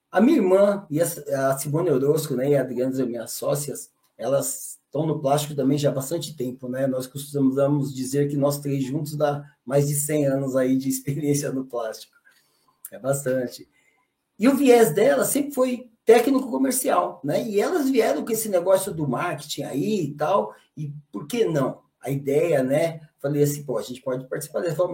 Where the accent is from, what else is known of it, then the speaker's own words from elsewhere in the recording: São Paulo, Brazil; Cara, eu sou lá de São Paulo, do interior